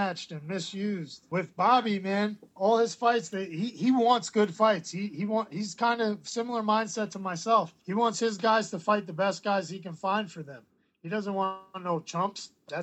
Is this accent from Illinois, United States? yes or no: no; New York, United States; my hometown where I grew up